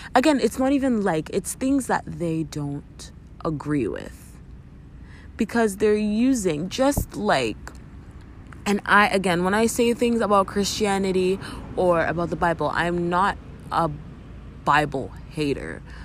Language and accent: English; Canada; as a Canadian